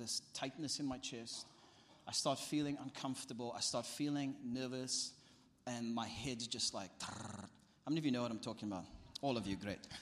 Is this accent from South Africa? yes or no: yes; South Africa; my family and my life as a South African